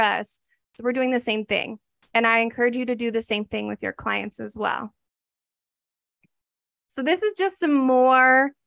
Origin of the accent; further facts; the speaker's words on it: Oregon, United States; I'm from Oregon.